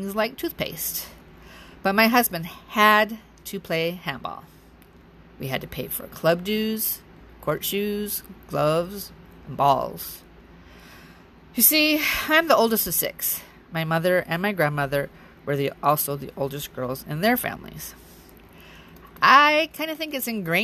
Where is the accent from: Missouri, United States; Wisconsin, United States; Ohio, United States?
Wisconsin, United States; also born or lived in Alaska; 9 months later, I was born in Alaska. When I was 6 months old, we returned to Wisconsin